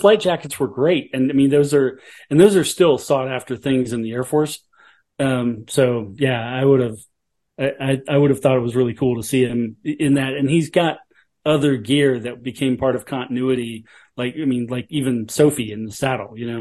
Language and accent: English; Alabama, United States; moved away; I was from Alabama, and I told her what town I grew up in.